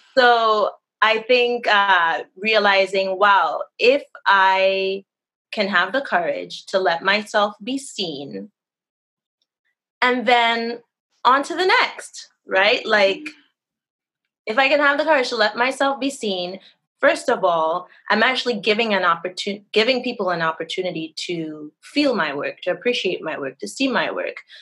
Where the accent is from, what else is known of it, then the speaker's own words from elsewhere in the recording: Trinidad & Tobago; now in Florida, United States; right now I'm in Florida. Oh, I'm originally from Trinidad and Tobago.